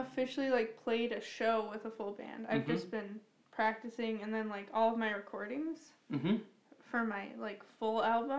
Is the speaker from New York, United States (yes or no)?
no; Pittsburgh, Pennsylvania, United States; I'm from Pittsburgh.